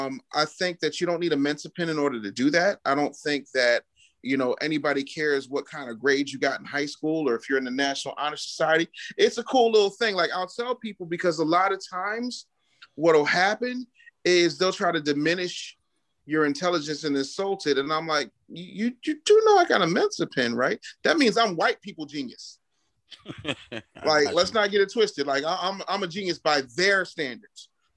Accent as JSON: {"language": "English", "town": "Philadelphia", "region": "Pennsylvania", "country": "United States", "also_born_or_lived": "19 states", "said": "No, I'm from Philly, you know. Okay. It's all I know. I love Philadelphia. It's my home. Lived in 19 states, but like, I love this place. I'm here now."}